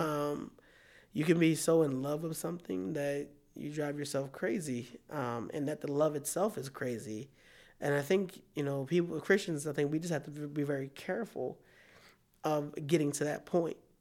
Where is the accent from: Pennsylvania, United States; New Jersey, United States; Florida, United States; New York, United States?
Pennsylvania, United States; Philadelphia; now in Iowa, United States; I'm from Philadelphia